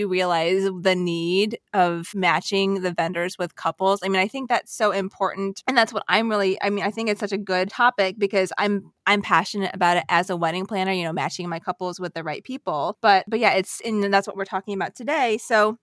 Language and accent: English; Virginia, United States; also born or lived in Washington, District of Columbia, United States; I grew up in Virginia